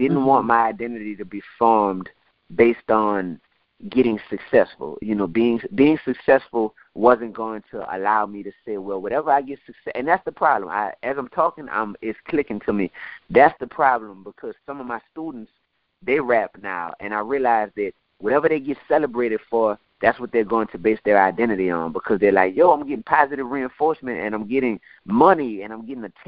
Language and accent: English; New Orleans, Louisiana, United States; I'm from New Orleans